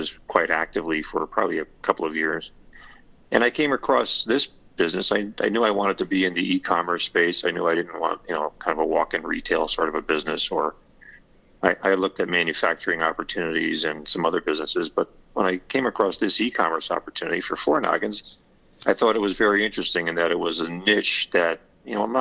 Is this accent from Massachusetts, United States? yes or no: no; Southern Connecticut, United States; I grew up in Southern Connecticut and spent all my life here. I guess I'm a Connecticut Yankee at heart